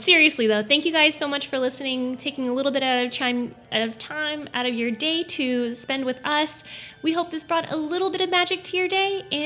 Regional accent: United States; I'm Asian American

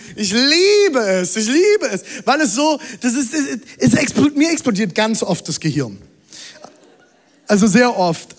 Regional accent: Germany; ich bin Deutscher

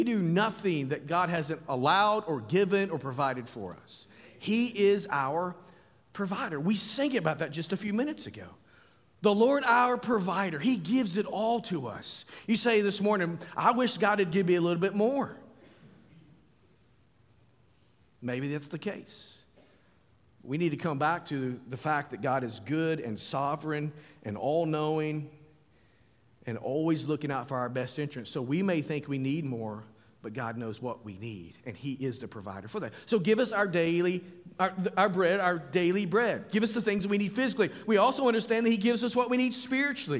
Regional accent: United States; I'm an American

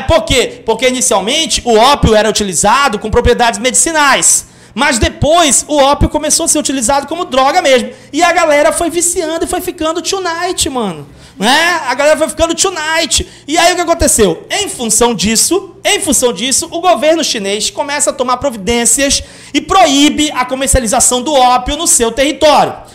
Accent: São Paulo, Brazil; moved away; lá na ZL, de onde eu vim

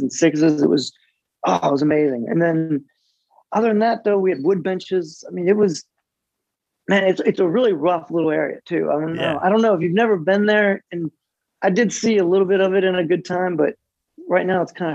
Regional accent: Ohio, United States; moved away as an adult; also born or lived in San Diego; growing up in Ohio

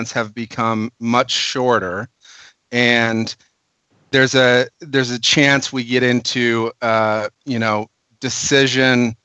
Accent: Minnesota, United States; now in California, United States; I'm actually a Minnesotan

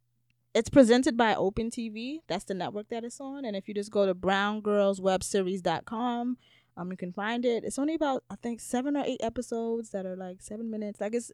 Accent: New York City, New York, United States; I grew up in River Park Towers.

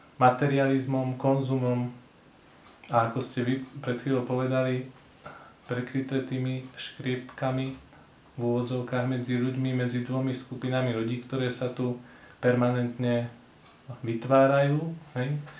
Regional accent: Slovakia; Podľa hlasu zistíte, že pochádzam zo Slovenska. Bývam v nádhernom hornatom prostredí, v srdci Slovenska

